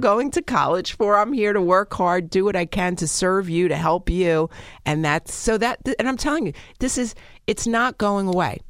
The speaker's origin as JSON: {"language": "English", "town": "New York City", "region": "New York", "country": "United States", "said": "I'm from Brooklyn"}